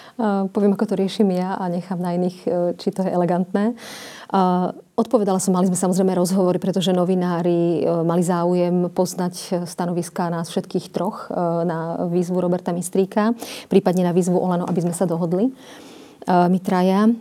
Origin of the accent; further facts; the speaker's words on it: Slovakia; Slovenka automaticky, samozrejme. Na Slovensku sa narodila